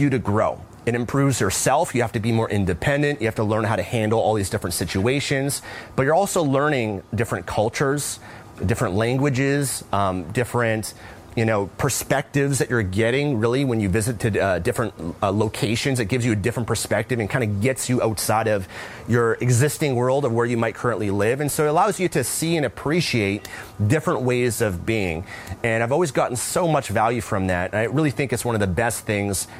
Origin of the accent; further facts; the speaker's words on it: Vancouver, British Columbia, Canada; moved away; I'm originally from Vancouver, Canada